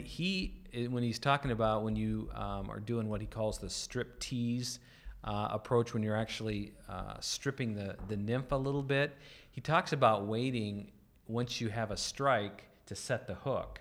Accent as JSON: {"language": "English", "region": "North Dakota", "country": "United States", "tie": "born or raised there", "said": "I grew up in North Dakota"}